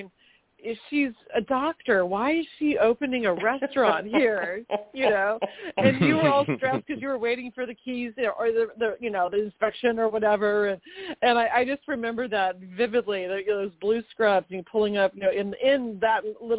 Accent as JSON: {"language": "English", "town": "Manhattan Beach", "region": "California", "country": "United States", "tie": "born or raised there", "said": "growing up in Manhattan Beach, great training for opening a business in Manhattan Beach."}